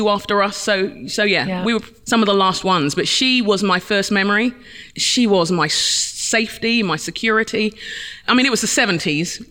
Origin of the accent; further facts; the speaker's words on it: London, United Kingdom; I'm a Londoner by birth. I was born in London, in England, Nigerian parents